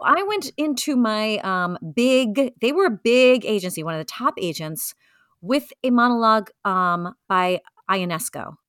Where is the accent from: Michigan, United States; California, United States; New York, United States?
New York, United States; New York City; I grew up in Brooklyn, so it was easy for me to commute into the city